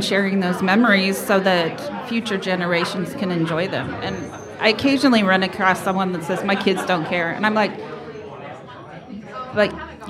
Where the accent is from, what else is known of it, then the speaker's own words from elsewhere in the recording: Bertrand, Nebraska, United States; also born or lived in Austin, Texas; Well, I grew up in a small town, Bertrand, Nebraska.